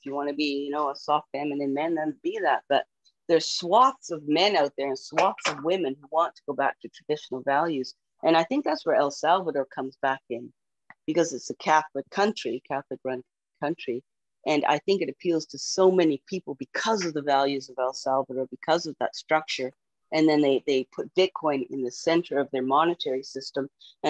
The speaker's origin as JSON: {"language": "English", "country": "Canada", "said": "Yeah, and as a Canadian, we would much rather hold U.S. dollars because they're worth way more."}